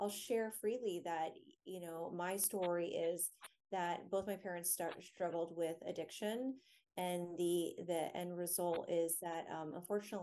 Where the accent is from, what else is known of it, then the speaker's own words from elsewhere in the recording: Florida, United States; now in Washington, D.C. area, United States; I grew up in Florida, and now I'm in the DC area